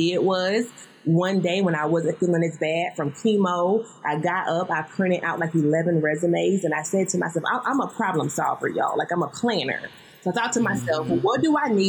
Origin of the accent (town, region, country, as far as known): the South, United States